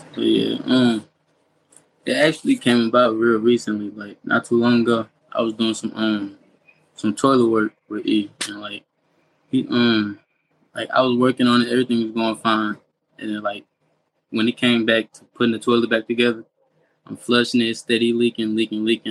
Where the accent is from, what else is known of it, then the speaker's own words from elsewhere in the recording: St. Louis, Missouri, United States; I grew up in St. Louis. I've been in St. Louis my whole life